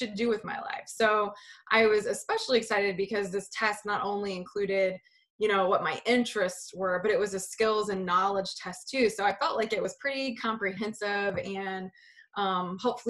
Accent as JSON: {"language": "English", "region": "West Virginia", "country": "United States", "tie": "born or raised there", "said": "I grew up in West Virginia, a super small remote town"}